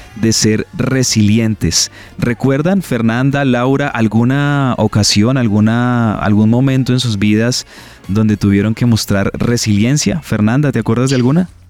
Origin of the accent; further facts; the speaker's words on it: Colombia; como colombianos